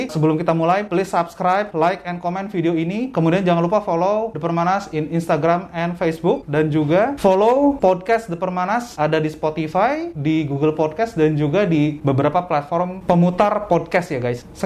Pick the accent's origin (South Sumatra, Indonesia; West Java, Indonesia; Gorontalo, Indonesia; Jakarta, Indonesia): Gorontalo, Indonesia; perkenalkan … Saya berasal dari Gorontalo.